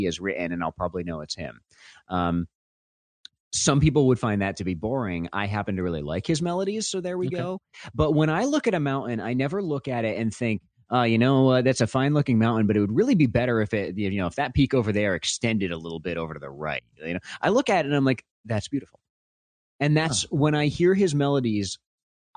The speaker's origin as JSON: {"language": "English", "region": "Vermont", "country": "United States", "said": "I'm from Vermont"}